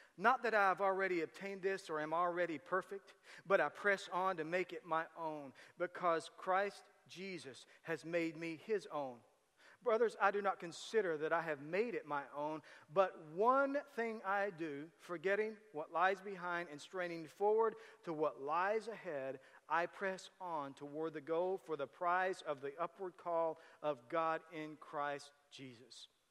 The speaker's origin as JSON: {"language": "English", "town": "Tecumseh", "country": "United States", "tie": "born or raised there", "said": "we grew up in Tecumseh"}